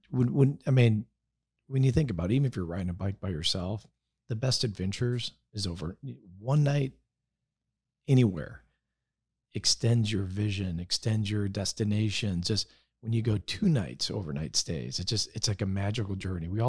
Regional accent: Spain; moved away; I'm from Spain, so I I learned in Spain.

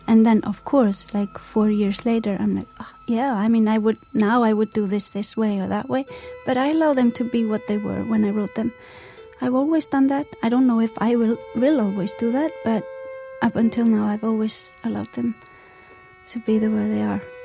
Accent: Iceland; when I'm far away from Iceland, the elements in Iceland influence me a lot as well. In the winter, it's you know, you go to work when it's dark

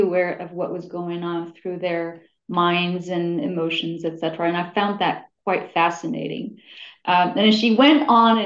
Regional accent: Morocco; moved away; I'm originally from Morocco

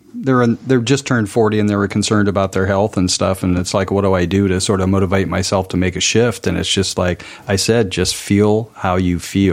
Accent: Portland, Oregon, United States; I'm from Oregon, Portland

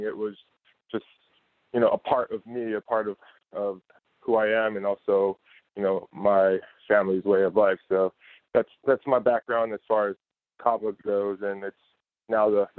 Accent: Ewa Beach, Hawaii, United States; I grew up in Ewa Beach, Hawaii

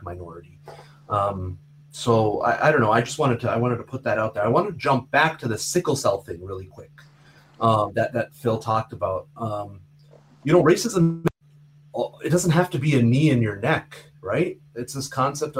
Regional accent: Canada; I grew up in Canada. I felt like a Canadian boy, just like everybody else in my class

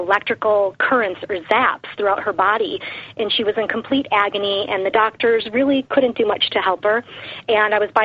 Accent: Detroit, Michigan, United States; I grew up in Detroit, Michigan, in a very meat and potatoes eating family

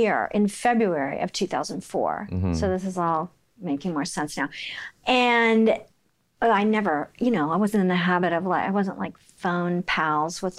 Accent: Oklahoma City, Oklahoma, United States; moved away; I'm from Oklahoma City

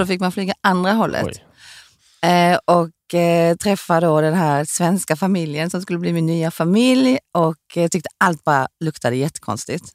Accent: Sweden; also born or lived in South Korea; Jag blev adopterad hit när jag var sex år

